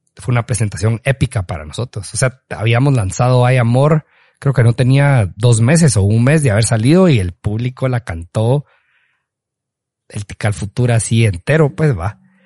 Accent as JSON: {"language": "Spanish", "region": "Petén", "country": "Guatemala", "said": "siempre llevamos la bandera de ser peteneros, pues obviamente guatemaltecos, pero que que somos de Petén"}